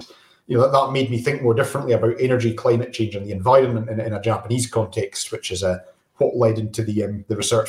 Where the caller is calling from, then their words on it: Oban, Scotland, United Kingdom; I'm joining you from Oban on the west coast of Scotland, where miraculously it is not raining.